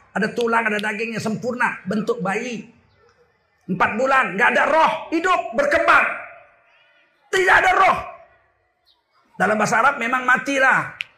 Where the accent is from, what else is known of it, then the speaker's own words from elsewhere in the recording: Java, Indonesia; Apa kata orang-orang Jawa di kampung saya?